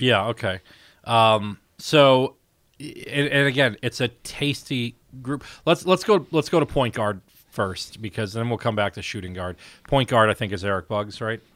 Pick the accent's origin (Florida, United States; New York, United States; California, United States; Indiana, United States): Indiana, United States; Valparaiso; I'm from Valpo